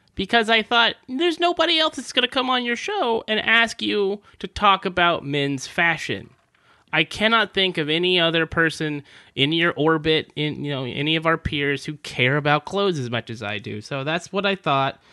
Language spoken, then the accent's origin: English; California, United States; I grew up in California